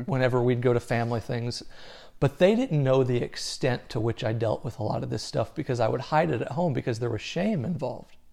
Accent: Southern Missouri, United States; I grew up in Southern Missouri.

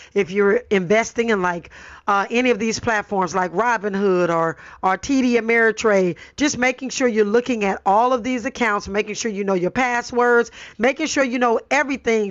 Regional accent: Los Angeles, California, United States; I grew up in Watts, born and raised in Los Angeles

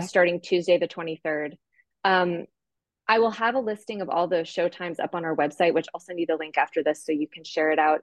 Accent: Santa Fe, New Mexico, United States; I grew up in Santa Fe

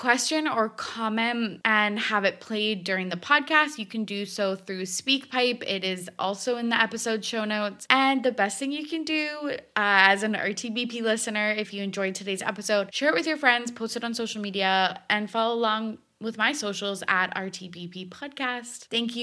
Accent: Canada

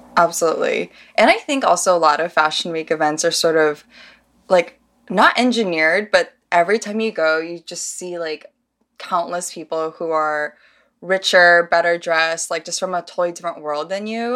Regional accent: Midwest, United States; moved away; I'm from the Midwest

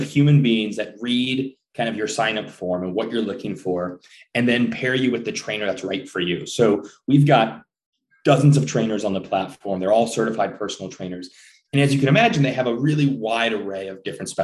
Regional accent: Rochester, New York, United States; now in New York City, United States; I grew up in Rochester, New York

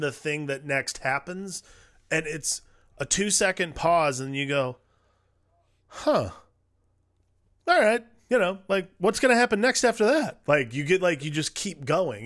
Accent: Cleveland, Ohio, United States; I'm from Cleveland

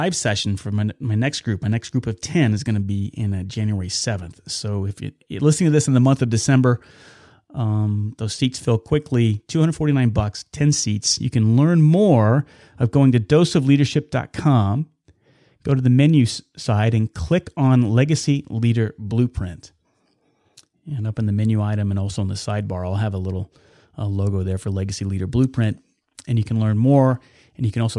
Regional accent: Wichita, Kansas, United States; I was born and raised in Wichita and lived just outside of it

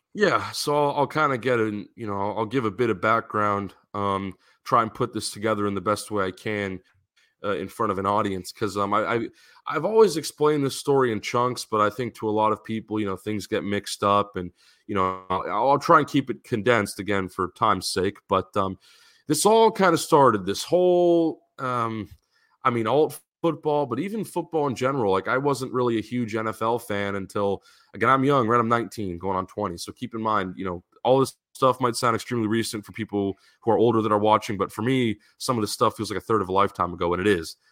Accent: San Diego, California, United States; I grew up in San Diego.

